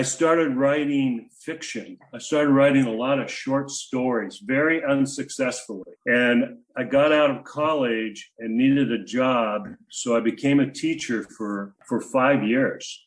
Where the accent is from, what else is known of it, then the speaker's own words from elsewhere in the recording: Spanaway, Washington, United States; moved away; also born or lived in Seattle area / San Diego; I hail from Tacoma, Washington, actually about 10 miles south of Tacoma, Spanaway